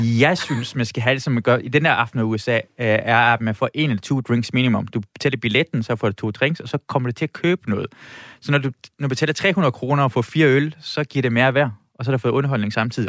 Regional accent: Iran; now in Denmark; jeg er fra Iran

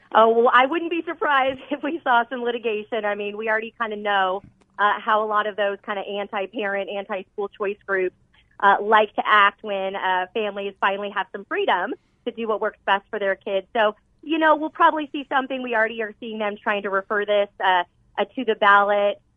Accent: Arizona, United States; I was born and raised here in Arizona

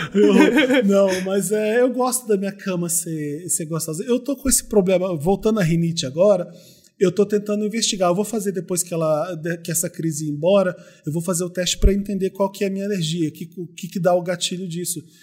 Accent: Rio, Rio de Janeiro, Brazil; eu sou do Rio

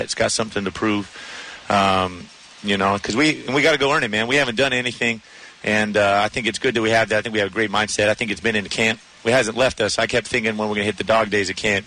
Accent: San Diego, California, United States; he and I growing up growing up in San Diego together.

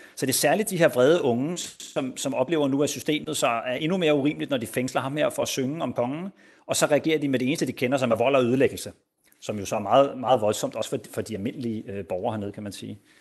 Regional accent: Denmark; now in Spain

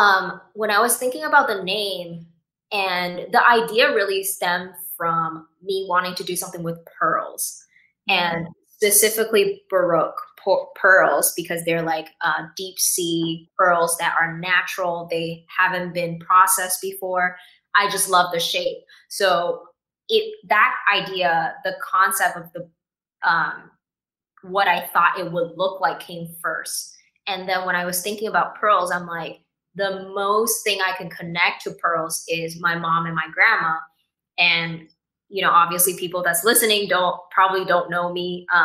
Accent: Taiwan; also born or lived in Vancouver, Canada; I see how much of my personality or traits that I have that stems from me growing up in Taiwan.

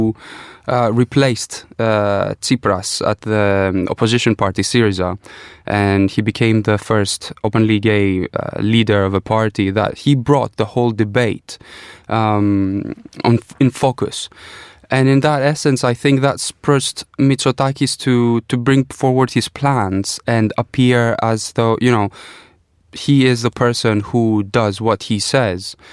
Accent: Greece; moved away; growing up in Greece

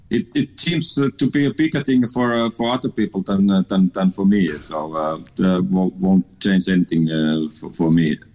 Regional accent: Finland; moved away as an adult; also born or lived in Amsterdam, Netherlands / Liverpool, England; my hometown in, in Finland

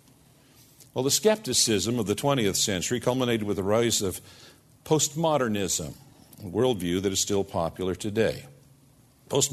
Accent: United States; us as American Christians

